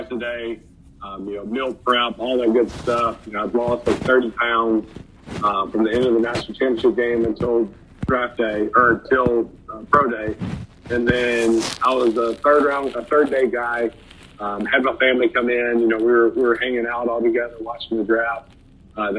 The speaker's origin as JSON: {"language": "English", "region": "Alabama", "country": "United States", "tie": "born or raised there", "said": "I grew up in Alabama"}